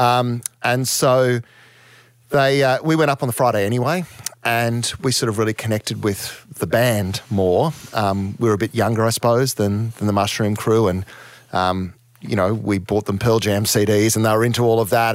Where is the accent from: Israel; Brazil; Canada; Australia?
Australia; Townsville, Queensland; moved away; I was raised in Townsville in the, you know, in the seventies and, and early eighties